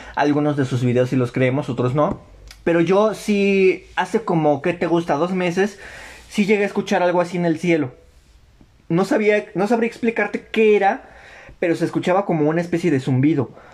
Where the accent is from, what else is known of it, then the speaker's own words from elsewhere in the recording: Mexico; somos mexicanos todos